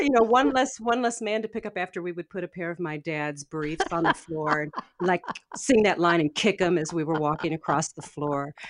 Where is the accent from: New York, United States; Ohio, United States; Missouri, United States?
Missouri, United States; St. Louis; moved away as an adult; also born or lived in Portland; I grew up in West Saint Louis County. It's a far west suburb of the city of Saint Louis.